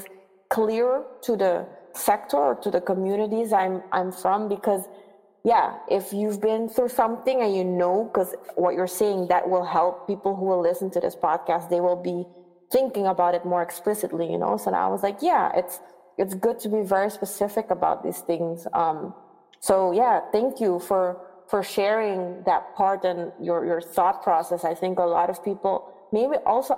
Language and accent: English; Aruba; moved away as an adult; also born or lived in Netherlands; I'm from Aruba